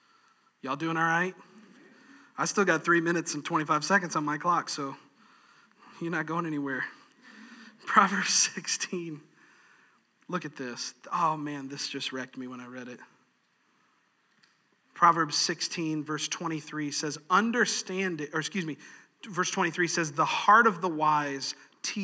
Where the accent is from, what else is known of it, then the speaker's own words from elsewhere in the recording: New York, United States; moved away; I'm from New York. All right, I'm an Italian. I'm from New York